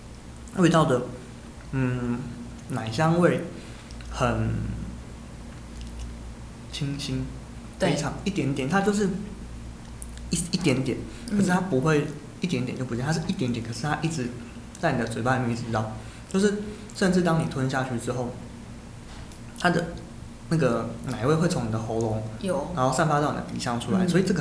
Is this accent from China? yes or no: no; Taiwan; 我们是台湾人